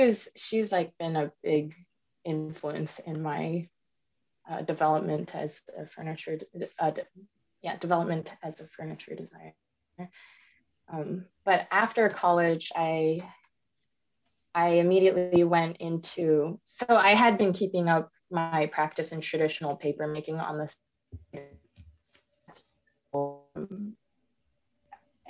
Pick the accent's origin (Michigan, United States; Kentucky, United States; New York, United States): Michigan, United States; also born or lived in Missouri; I was born in Missouri as a child to Taiwanese immigrants, and we eventually moved to Michigan. I grew up in a single parent household